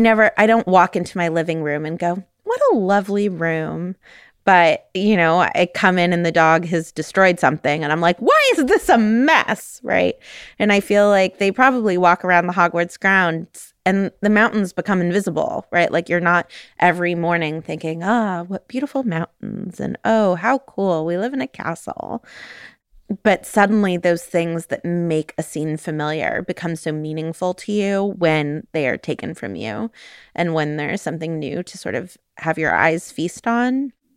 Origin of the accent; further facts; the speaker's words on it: California, United States; moved away; I'm from California.